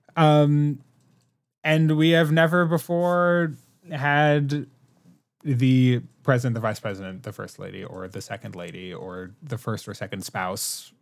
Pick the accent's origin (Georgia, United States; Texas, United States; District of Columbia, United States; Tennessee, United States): District of Columbia, United States; Washington; me growing up in DC